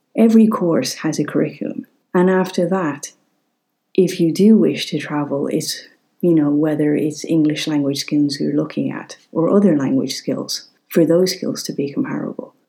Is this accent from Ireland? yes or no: yes; Ireland